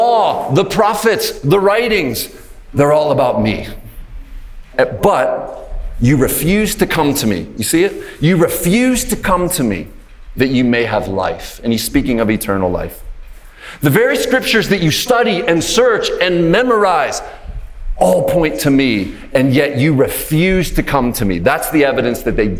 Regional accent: Pittsburgh, Pennsylvania, United States; I'm from Pittsburgh in Pennsylvania in the United States

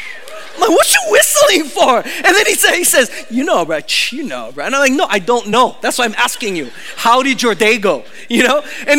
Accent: California, United States; but I was like from California.

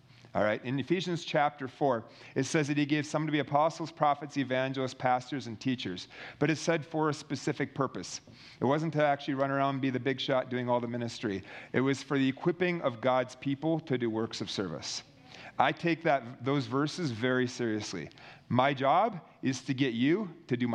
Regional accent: Minnesota, United States; I was in my home state in Minnesota where I'm from

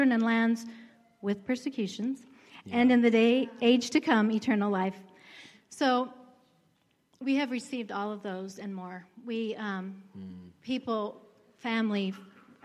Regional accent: Anaheim, California, United States; moved away as an adult; now in Moses Lake, United States; Well, I was born and raised in Anaheim, California, which is Disneyland, basically.

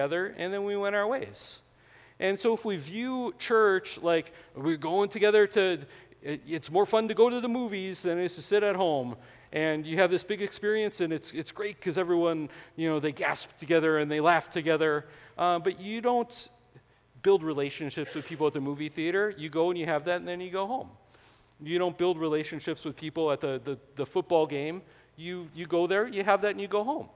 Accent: Wisconsin, United States; I was born in Wisconsin

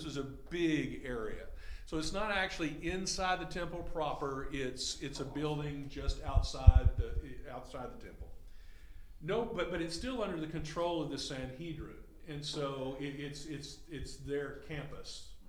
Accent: Henderson, Texas, United States; I grew up in Henderson, Texas, and my father was a Southern Baptist music minister.

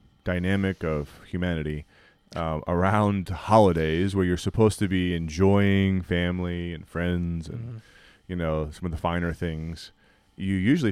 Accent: Appalachia, United States; I'm Appalachian, brother.

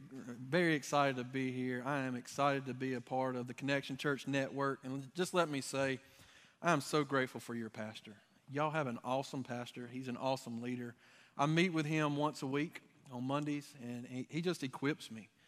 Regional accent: Dublin, Georgia, United States; I'm from the Dublin area

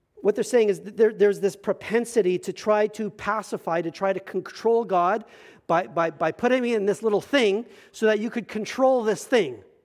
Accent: Medicine Hat, Alberta, Canada; moved away; I came from Medicine Hat, Alberta.

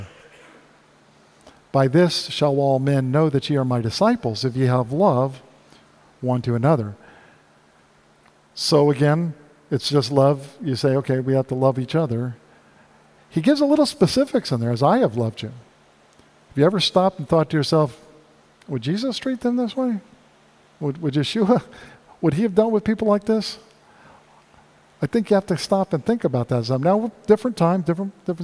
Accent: South Florida, United States; growing up in South Florida

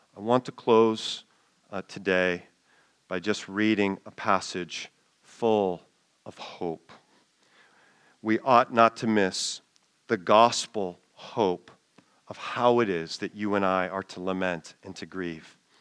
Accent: United States; as an American

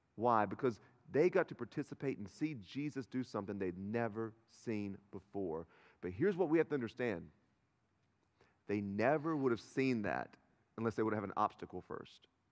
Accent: Turkey, North Carolina, United States; I'm from Turkey, North Carolina

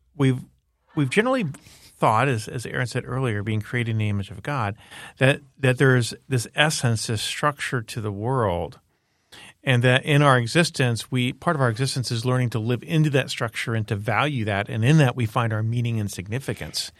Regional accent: Miami, Florida, United States; I grew up in Miami, Florida

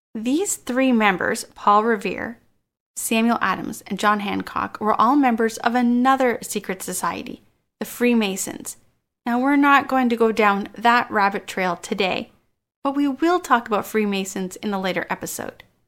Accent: Canada; I am Canadian

